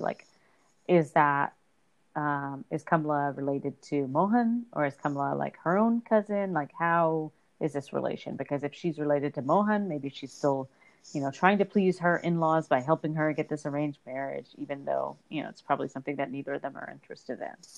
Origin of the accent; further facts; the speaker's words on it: Texas, United States; growing up in Texas where hardly anything moved